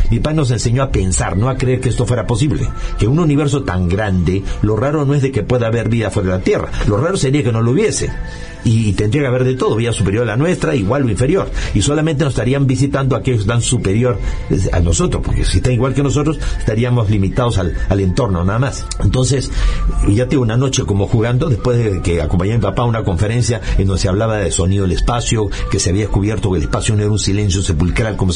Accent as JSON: {"language": "Spanish", "country": "Peru", "said": "O sea, yo estabas soy peruano, este, justamente nací el 12 de diciembre del año 55"}